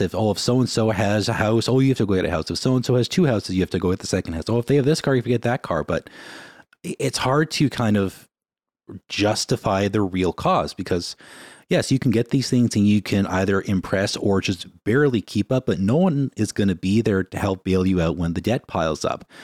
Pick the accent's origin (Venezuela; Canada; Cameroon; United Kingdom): Canada; Winnipeg, Manitoba; now in Vancouver, Canada; when we grew up in Winnipeg